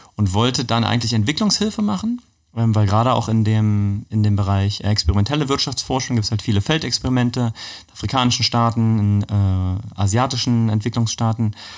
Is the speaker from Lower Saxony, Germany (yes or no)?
no; Magdeburg, Saxony-Anhalt, Germany; ich bin in Magdeburg geboren.